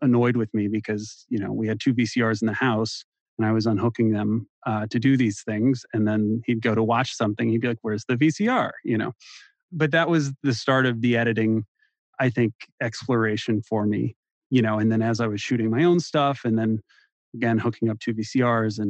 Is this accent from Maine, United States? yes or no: no; St. Louis, Missouri, United States; also born or lived in Columbia, Missouri; I'm from St. Louis